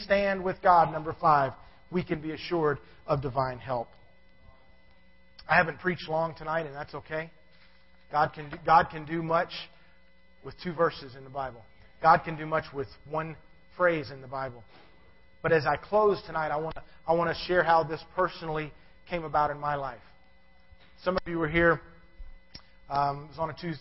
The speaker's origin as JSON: {"language": "English", "town": "Savannah", "region": "Georgia", "country": "United States", "tie": "born or raised there", "said": "I was born in Savannah, Georgia"}